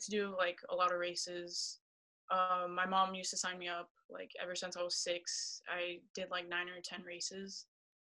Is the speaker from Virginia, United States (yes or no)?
no; East Palo Alto, California, United States; also born or lived in Redwood City; was born in Redwood City, raised in East Palo Alto most of my life. And then just grew up going to school in Palo Alto.